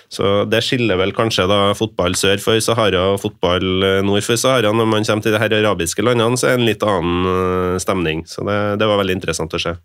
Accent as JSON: {"language": "Norwegian", "country": "Norway", "said": "føler seg litt sånn malplassert som nordmann, hvit nordmann på denne tribunen"}